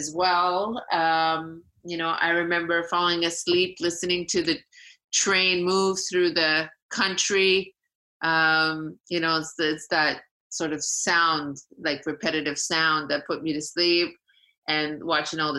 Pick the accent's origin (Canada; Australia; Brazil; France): Canada; Vancouver, British Columbia; moved away as an adult; now in Toronto, Canada; I grew up in Vancouver